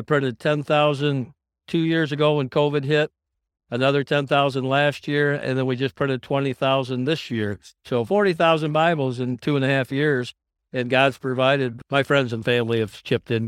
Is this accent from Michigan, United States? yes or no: yes; West Michigan, United States; I'm from West Michigan